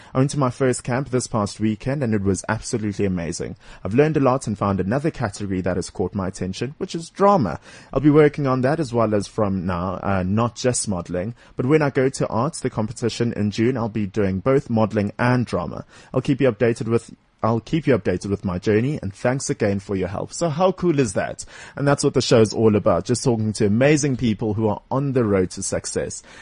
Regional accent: Durban, KwaZulu-Natal, South Africa; now in Johannesburg, South Africa; I come from Westville in Durban.

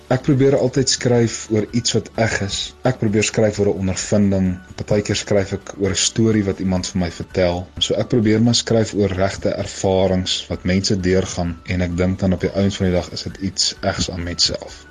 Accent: Mokopane, Limpopo, South Africa; ek het groot geword so 10 km buitekant Mokopane, ook bekend as Potgietersrus.

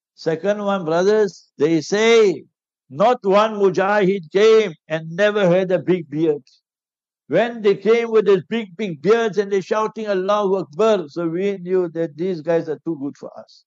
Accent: Heidelberg, Gauteng, South Africa; I'm from Heidelberg.

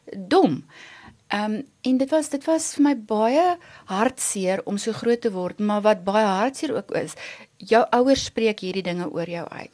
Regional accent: Vanderbijlpark, Gauteng, South Africa; ons het in Vanderbijl groot geword. Ehm um, ek het daar skool gegaan.

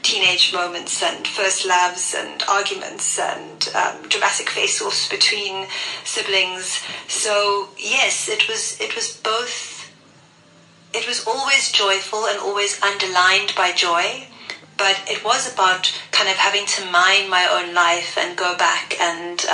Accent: Cape Town, Western Cape, South Africa; I grew up in what I think of as a very Cape Townian family, because it was extremely diverse. And I grew up in Mormay State, which some of you will know is quite close to District 6

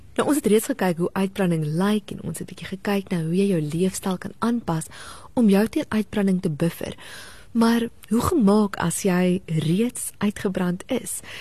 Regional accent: South Africa; as Suid-Afrikaners en as kinders van die Here

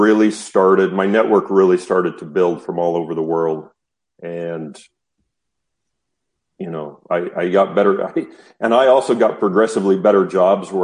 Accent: Utah, United States; I grew up in the Western United States in a state called Utah

